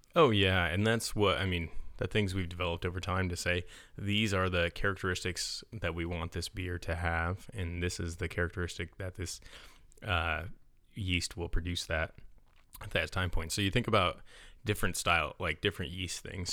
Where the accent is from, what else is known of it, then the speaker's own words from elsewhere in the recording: Utica area, New York, United States; my hometown area